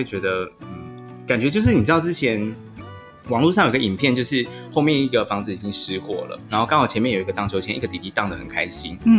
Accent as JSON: {"language": "Chinese", "region": "Hsinchu County", "country": "Taiwan", "said": "我是新竹人，但我不是客家人，就是很节俭"}